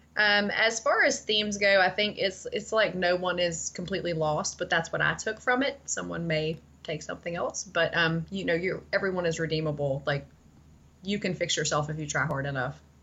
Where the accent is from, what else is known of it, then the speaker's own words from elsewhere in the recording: Tennessee, United States; I grew up in Tennessee